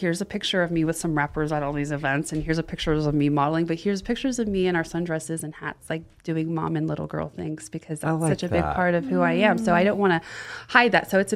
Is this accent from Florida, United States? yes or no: yes; the South, Florida, United States; also born or lived in Austin, Texas; now in Los Angeles, United States; I grew up in the South.